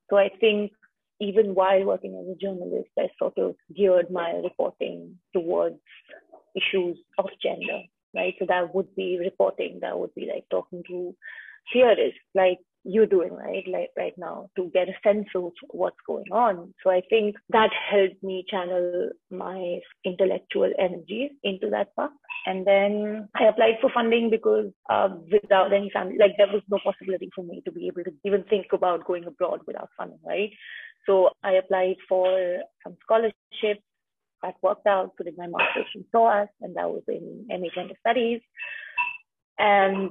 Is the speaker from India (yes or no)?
yes; central India, India; moved away as an adult; also born or lived in Mumbai; I come from Central India. So born and brought up in smaller town of Central India, moved for my undergrad to Bombay